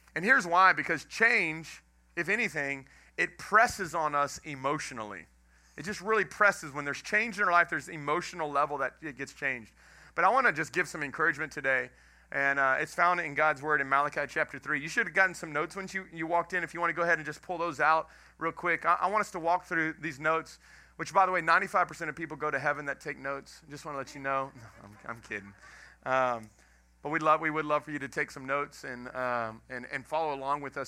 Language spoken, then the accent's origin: English; Houston, Texas, United States; moved away as an adult; also born or lived in Dallas, Texas / Lafayette, Louisiana / Jennings, Louisiana; now in Welsh, United States; I'm from Texas, grew up in Texas, grew up in Houston.